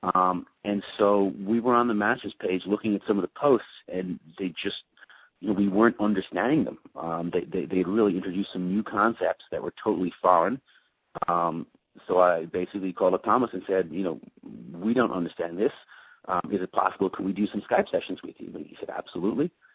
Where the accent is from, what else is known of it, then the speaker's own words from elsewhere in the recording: Dublin, Leinster, Ireland; moved away as an adult; also born or lived in London; now in United States; I am from Dublin in Ireland, uh, and I have been in the United States since the year 2000.